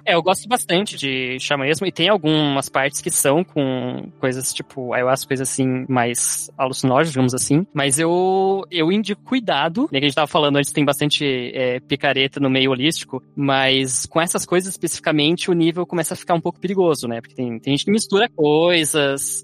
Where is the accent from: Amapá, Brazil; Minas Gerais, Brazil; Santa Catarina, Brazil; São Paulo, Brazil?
Santa Catarina, Brazil; Garuva; meu pai criou um lugar em Garuva ali, que é, que é onde eu meio que cresci ali no Monte Cristo